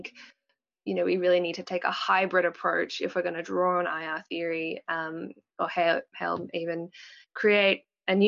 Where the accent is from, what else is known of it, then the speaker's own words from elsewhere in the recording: Melbourne, Victoria, Australia; moved away as an adult; now in Canberra, Australia; I'm from Australia. I was born and raised in Melbourne, and I'm living in Canberra at the moment